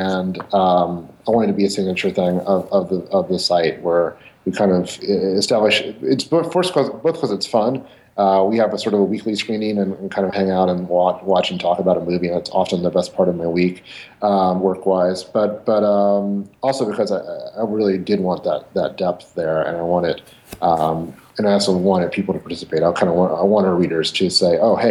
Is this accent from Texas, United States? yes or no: no; Englewood, Ohio, United States; I grew up in a suburb of Dayton, Ohio, called Inglewood, Ohio